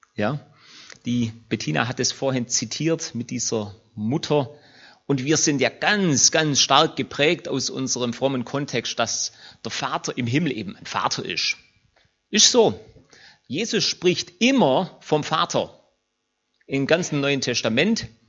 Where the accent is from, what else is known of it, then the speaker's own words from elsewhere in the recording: Germany; uns als Deutsche